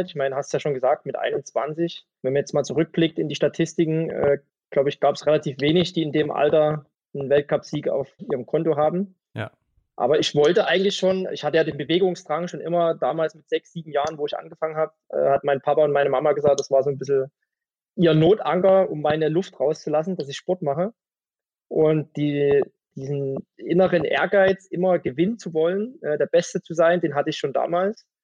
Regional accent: Zinnwald, Saxony, Germany; Und da, wo ich herkomme, in Zinnwald, ist so eine wirklich alte Tradition an Biathlon.

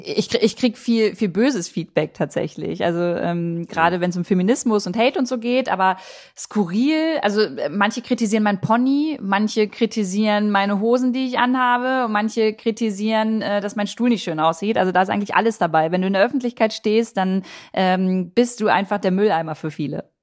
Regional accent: Harz, Germany; meine Heimat. Der Harz, der Harz ist super schön

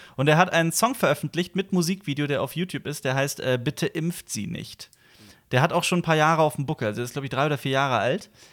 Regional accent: Koblenz, Rhineland-Palatinate, Germany; moved away as an adult; also born or lived in Vienna; nach Koblenz gefahren, in meiner Heimatstadt, wo meine Eltern mhm. wohnen

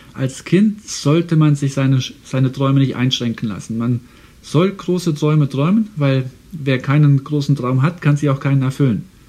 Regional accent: Saarland, Germany; now in Houston, United States; ich komme ja aus dem Saarland und das Saarland war, als ich ein kleiner Junge war, ein Tieffluggebiet

